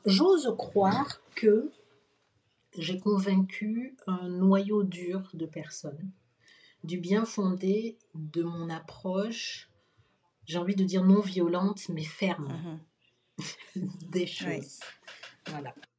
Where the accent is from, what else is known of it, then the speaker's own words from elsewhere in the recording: Benin; je suis béninois